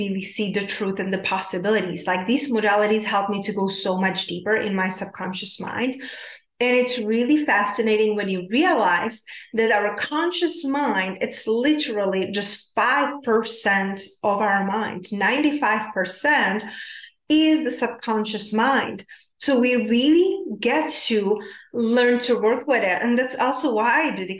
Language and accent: English; South Moravian Region, Czechia; I'm from Czech Republic, South Moravia